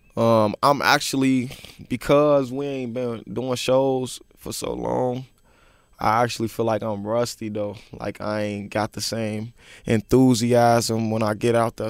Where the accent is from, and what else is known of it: Chicago, Illinois, United States; born or raised there